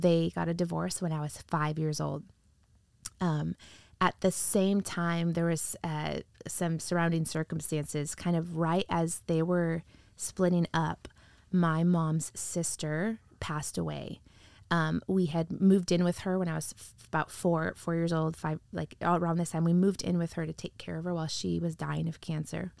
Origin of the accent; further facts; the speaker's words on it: Wheatfield, Indiana, United States; now in Sacramento, United States; I grew up in the Midwest, in a really small town in, uh, Northwest Indiana.